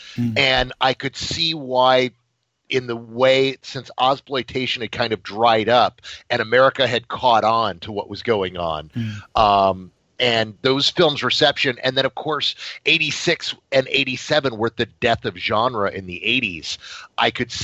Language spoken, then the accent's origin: English; San Antonio, Texas, United States; where I was born and raised